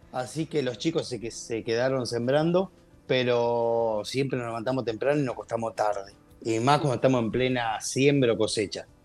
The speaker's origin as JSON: {"language": "Spanish", "town": "Pergamino", "region": "Buenos Aires Province", "country": "Argentina", "tie": "born there", "said": "Pergamino, bueno, yo nací acá, en Pergamino. Pergamino está en la provincia de Buenos Aires."}